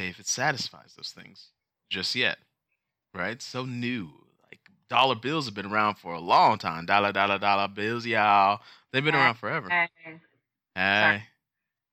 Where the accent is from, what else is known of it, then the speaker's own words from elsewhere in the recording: United States; we are American.